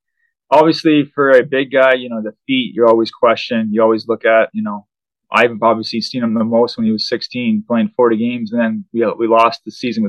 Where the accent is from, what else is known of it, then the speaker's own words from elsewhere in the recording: Canada; walking to the rink in shorts as a Canadian kid